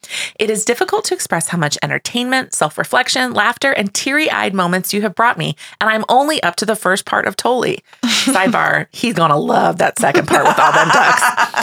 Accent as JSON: {"language": "English", "country": "Australia", "said": "Did I mention that we're Australian?"}